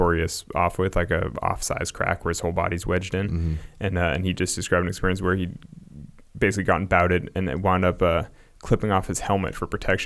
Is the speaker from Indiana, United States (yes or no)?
no; Sacramento, California, United States; a suburban kid growing up in Sacramento